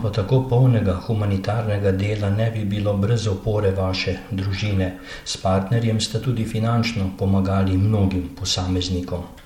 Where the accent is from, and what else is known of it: Slovenia